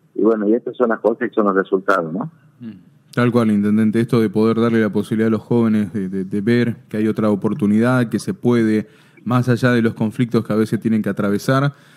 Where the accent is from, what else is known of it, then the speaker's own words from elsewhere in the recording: Banda del Río Salí, Tucumán, Argentina; los que somos de Banda de el del Departamento Cruz Alta